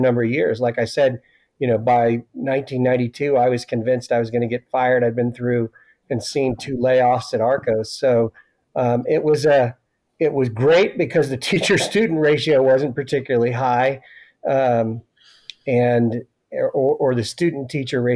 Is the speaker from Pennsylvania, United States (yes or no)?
no; Missouri, United States; moved away; also born or lived in Oklahoma / Alaska; I'm a Missouri boy, born and raised